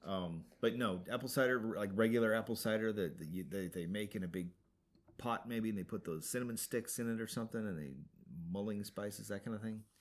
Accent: Montana, United States; moved away; When I was a kid, growing up in Montana, we ate snow all the time

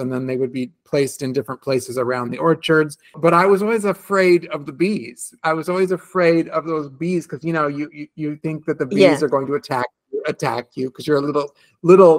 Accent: California, United States; when I grew up in California

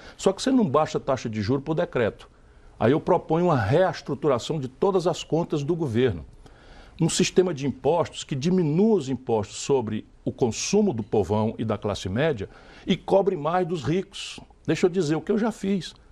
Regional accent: Sobral, Ceará, Brazil; moved away; also born or lived in São Paulo; nasci em São Paulo, filho de mãe paulista é. e pai cearense. Fui criado em Sobral, no interior do Ceará

